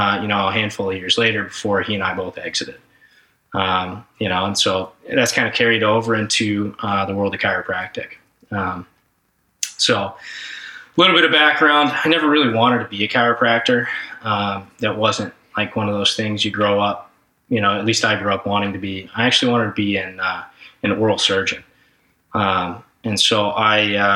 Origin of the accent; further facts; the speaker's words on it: Dallas, Texas, United States; I grew up in Dallas, Texas.